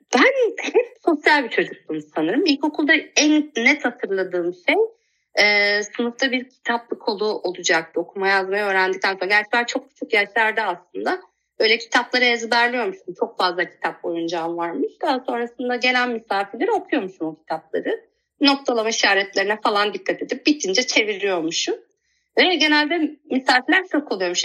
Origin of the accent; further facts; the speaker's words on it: Kula, Manisa, Turkey; Kula'da doğdum. Kula küçük bir ilçe aslında. Manisa'nın bir ilçesi